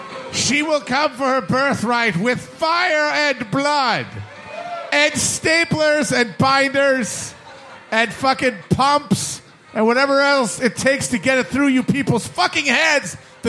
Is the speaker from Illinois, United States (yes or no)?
no; Wisconsin, United States; as a Midwesterner